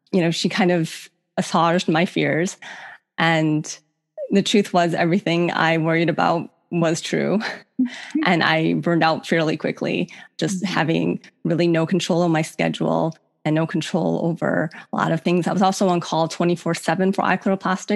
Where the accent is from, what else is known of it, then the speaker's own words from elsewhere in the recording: Cleveland, Ohio, United States; moved away as an adult; also born or lived in Virginia; I grew up in Cleveland